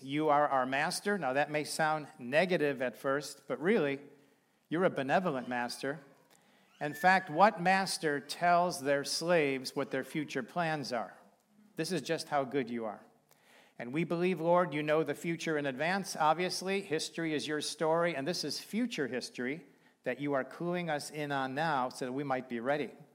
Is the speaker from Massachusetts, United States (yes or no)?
no; Chicago, Illinois, United States; now in Bremen, United States; we're from Chicago, so we've got some pretty warm clothes